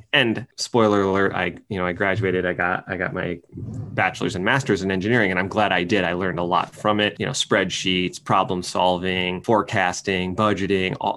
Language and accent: English; East Lansing, Michigan, United States; also born or lived in West Lafayette, Indiana / Ann Arbor, Michigan / Berkeley, California; Raised in right outside of East Lansing, Michigan, where Michigan State University is